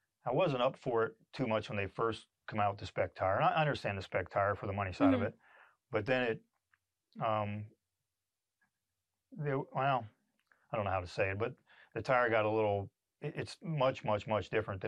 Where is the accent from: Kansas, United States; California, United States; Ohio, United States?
Ohio, United States; I was from Ohio